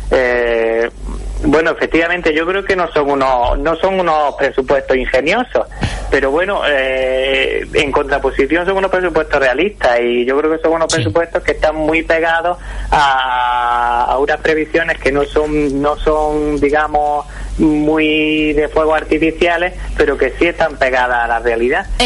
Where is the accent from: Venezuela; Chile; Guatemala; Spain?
Spain; Granada, Andalusia; Bueno, para los que somos granadinos y nos liamos con las C {S3} y la S